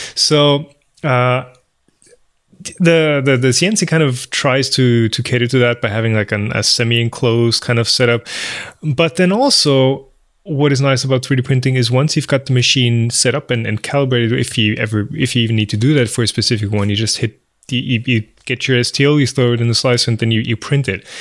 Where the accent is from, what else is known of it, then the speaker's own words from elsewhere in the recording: Bavaria, Germany; We are both Bavarians